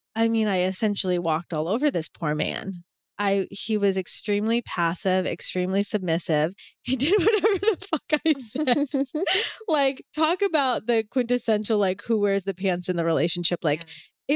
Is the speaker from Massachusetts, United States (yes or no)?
yes; Boston, Massachusetts, United States; I'm from Boston, like I'm from a city